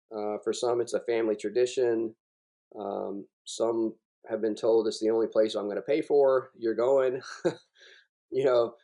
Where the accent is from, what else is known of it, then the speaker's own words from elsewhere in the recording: South Carolina, United States; also born or lived in Germany; I, I'm from South Carolina